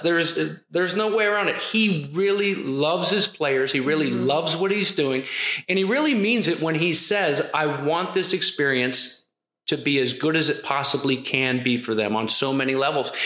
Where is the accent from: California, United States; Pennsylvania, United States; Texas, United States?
Pennsylvania, United States; Philadelphia; I was born in Philly